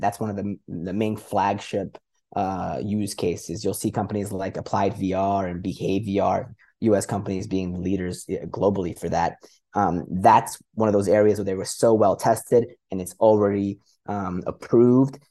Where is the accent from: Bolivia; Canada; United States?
Canada; moved away as an adult; also born or lived in Middle East / Europe; I grew up in Canada, but been an expat, uh, in the Middle East and Europe for about seventeen years